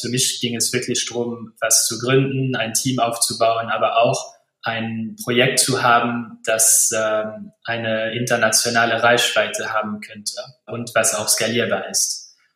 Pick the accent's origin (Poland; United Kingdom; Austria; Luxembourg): Luxembourg; ich bin äh, Luxemburger